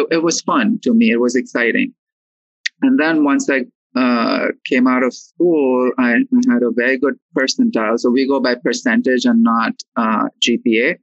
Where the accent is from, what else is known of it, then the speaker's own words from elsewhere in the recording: Mumbai, Maharashtra, India; moved away as an adult; now in New York City, United States; I am born and raised in Mumbai